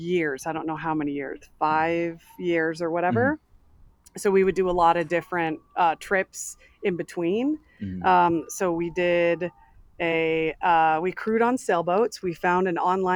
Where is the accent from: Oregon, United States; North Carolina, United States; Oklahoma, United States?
Oregon, United States; Bend; I'm from Oregon